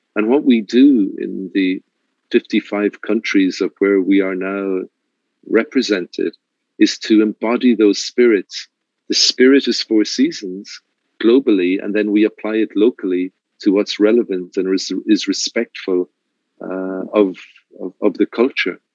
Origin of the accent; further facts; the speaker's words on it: Ireland; now in Mexico; being Irish